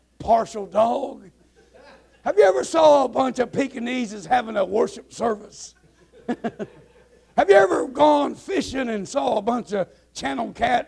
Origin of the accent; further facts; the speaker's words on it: Nebraska and Kansas, Midwest, United States; now in Arkansas, United States; I'm from the Midwestern prairie land, Nebraska and Kansas